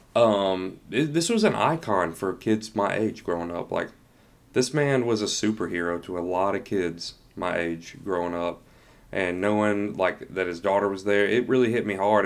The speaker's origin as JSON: {"language": "English", "region": "Tennessee", "country": "United States", "moved": "yes", "lives_now": "Georgia, United States", "said": "I'm from Tennessee, but we both live in Georgia"}